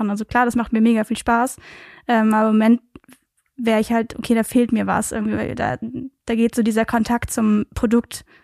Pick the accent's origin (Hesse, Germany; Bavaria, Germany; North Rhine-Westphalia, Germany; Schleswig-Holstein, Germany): North Rhine-Westphalia, Germany; Aachen; also born or lived in Belgium; Es ist zwar, sagen wir, 15 Minuten von Aachen entfernt, aber tatsächlich geboren bin ich in Belgien.